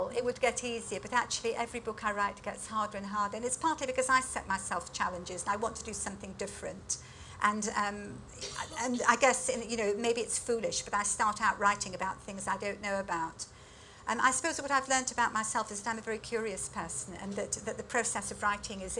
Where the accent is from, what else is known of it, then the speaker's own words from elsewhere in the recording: United Kingdom; having had quite a privileged education growing up in Britain